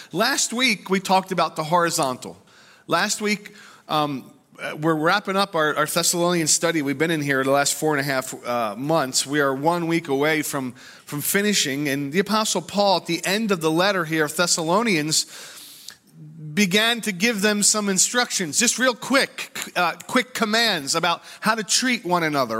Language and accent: English; United States; us as American Christians